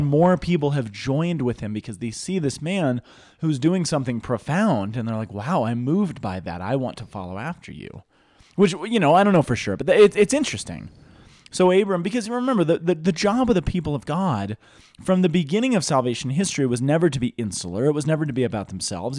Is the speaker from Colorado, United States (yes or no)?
yes; Boulder, Colorado, United States; I grew up in Boulder, not Denver